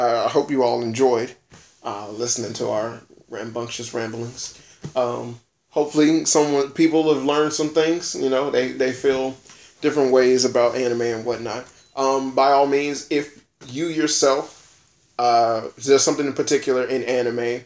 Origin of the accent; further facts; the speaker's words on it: United States; I'm an American